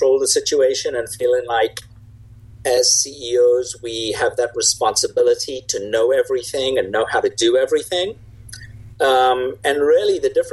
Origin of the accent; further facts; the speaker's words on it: South Africa; moved away as an adult; now in United States; I grew up in South Africa, which is where the accent is from